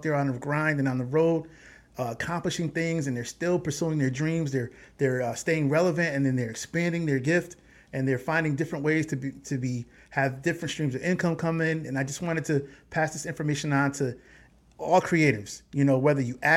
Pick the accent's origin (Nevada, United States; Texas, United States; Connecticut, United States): Connecticut, United States; we're from Connecticut